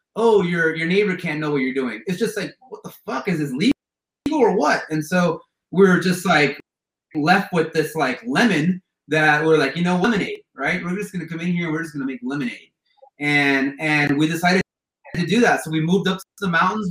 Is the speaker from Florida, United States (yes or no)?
yes; Miami, Florida, United States; moved away as an adult; now in California, United States; I grew up in Miami